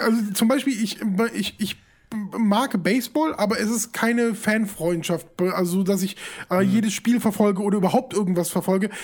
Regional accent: Düsseldorf, North Rhine-Westphalia, Germany; ich komme aus Düsseldorf

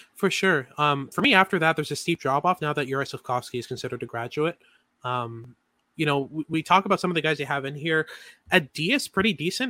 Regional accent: Montreal, Quebec, Canada; I'm from Montreal. I'm a Habs fan.

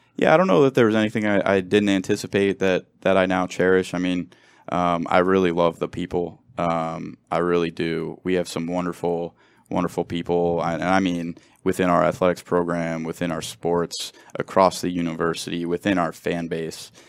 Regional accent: Cincinnati, Ohio, United States; moved away as an adult; now in Los Angeles, United States; I grew up in Cincinnati

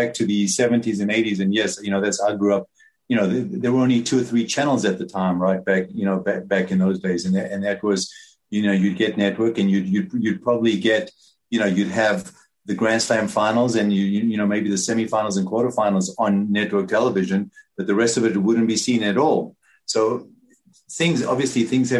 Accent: South Africa; moved away as an adult; now in United States; I grew up in South Africa

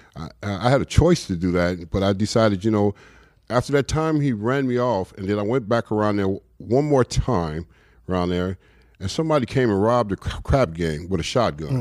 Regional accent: Los Angeles, California, United States; moved away as an adult; also born or lived in New York; I grew up in South Central, L A. Uh, so that's home

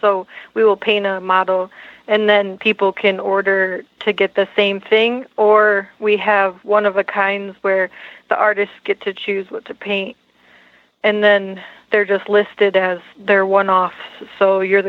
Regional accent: Michigan, United States

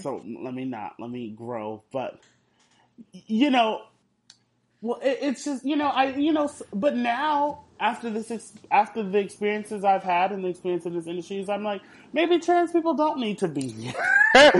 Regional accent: Houston, Texas, United States; I'm from Houston

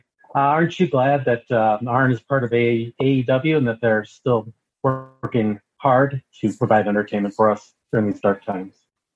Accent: Chicago, Illinois, United States; So I'm from Chicago and I'm a Bears fan.

